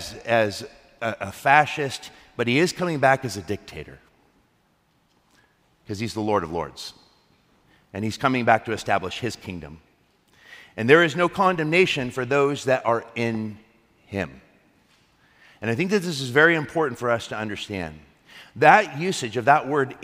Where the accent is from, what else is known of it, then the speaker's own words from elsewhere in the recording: United States; I'm an American